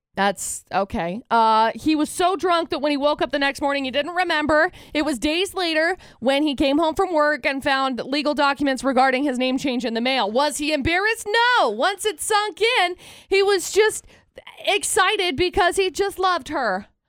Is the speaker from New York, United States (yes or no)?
no; Utah, United States; we live in Utah.